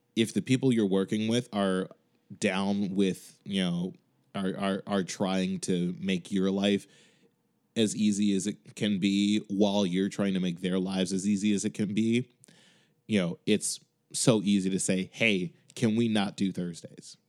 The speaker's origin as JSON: {"language": "English", "town": "Chicago", "region": "Illinois", "country": "United States", "moved": "yes", "lives_now": "Boston, United States"}